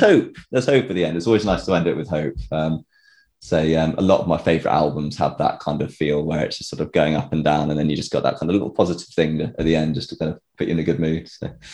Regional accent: Tewkesbury, South West England, United Kingdom; I'm from Tewkesbury

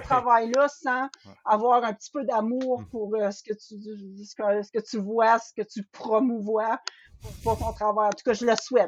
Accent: northern Ontario, Canada; je viens du nord de l'Ontario aussi

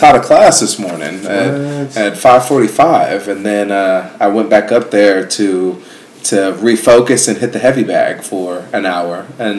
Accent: Ghana; moved away; I'm from Ghana.

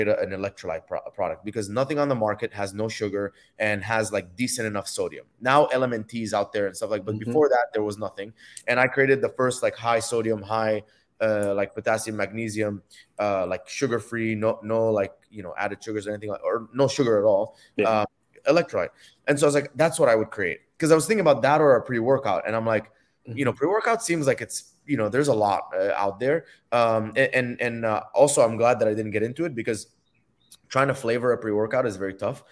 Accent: Dubai, United Arab Emirates; moved away as an adult; also born or lived in Egypt; now in United States; I was born in Egypt, grew up in Dubai.

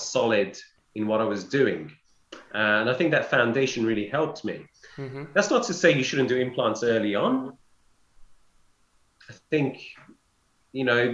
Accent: London, United Kingdom; I'm from London and I'm from King's.

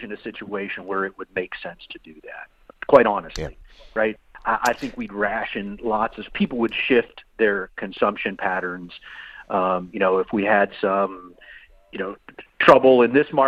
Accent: Iowa, United States; I'm from Iowa

